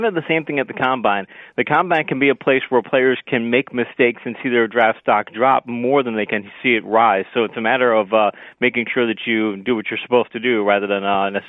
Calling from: Florida, United States; I am in America. I'm just outside of Orlando, just north of Walt Disney World.

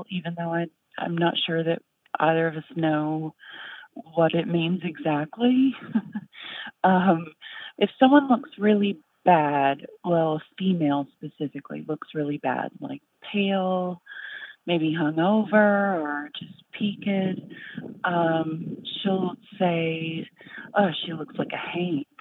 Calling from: Danville, Kentucky, United States; I'm calling from Danville, Kentucky

